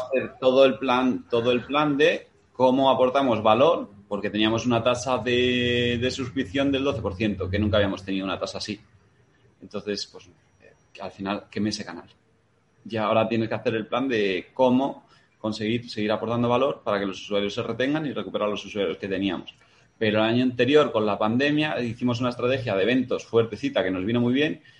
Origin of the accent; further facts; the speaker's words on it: Madrid, Community of Madrid, Spain; also born or lived in Matapozuelos; madrileño, 33